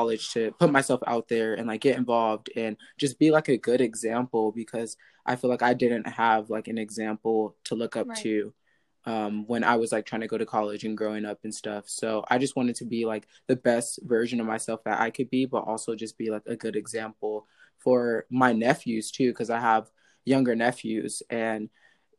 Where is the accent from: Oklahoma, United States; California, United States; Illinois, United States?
California, United States; Stockton; growing up in Stockton, like that is not the best mm-hmm. place to be